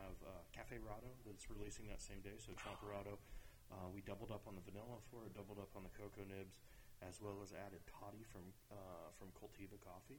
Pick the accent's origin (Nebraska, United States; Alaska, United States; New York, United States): Nebraska, United States; Denton; moved away as an adult; also born or lived in Crete, Nebraska / Lincoln, Nebraska / Monmouth, Illinois / Kentucky; now in Denver, United States; Born and raised in Denton, Nebraska.